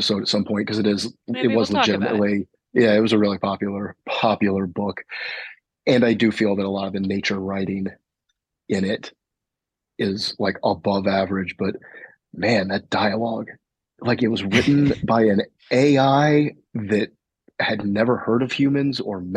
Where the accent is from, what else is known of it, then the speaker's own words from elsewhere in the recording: the South, United States; growing up in the South